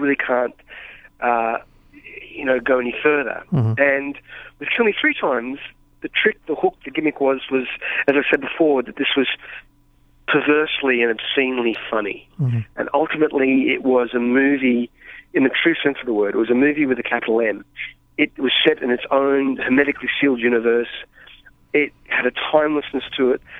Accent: Australia; as an Australian filmmaker

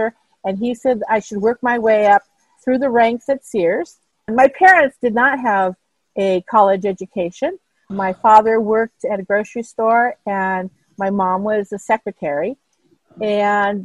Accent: Pasadena, California, United States; also born or lived in Irvine, California; born in Pasadena, California, and for most of my schooling, lived in Pasadena. And then we moved to Irvine as a family.

